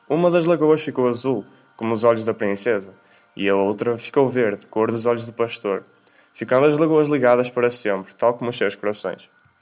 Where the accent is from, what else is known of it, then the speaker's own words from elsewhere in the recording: Portugal; tenho 18 anos e sou de Portugal